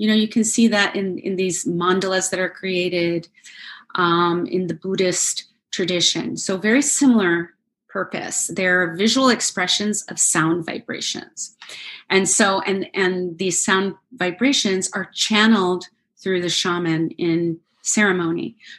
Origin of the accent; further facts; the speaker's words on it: United States; I grew up in the United States